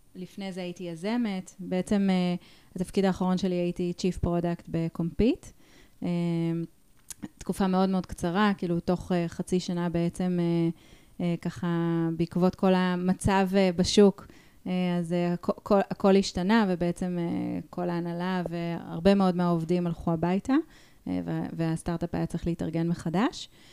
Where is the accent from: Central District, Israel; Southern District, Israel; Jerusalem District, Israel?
Central District, Israel; Ra'anana; אני כאילו גדלתי ברעננה